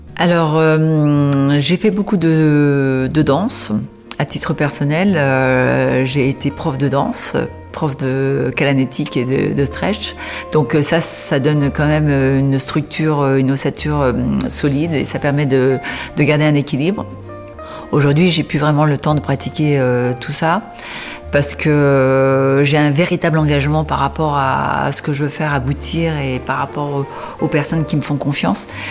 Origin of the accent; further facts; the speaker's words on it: Beauvais, Hauts-de-France, France; je suis native de Beauvais, donc je suis picarde